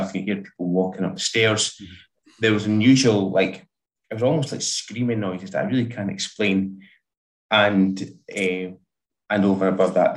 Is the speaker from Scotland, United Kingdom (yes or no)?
yes; Dundee, Scotland, United Kingdom; now in West Lothian, United Kingdom; I'm originally from Dundee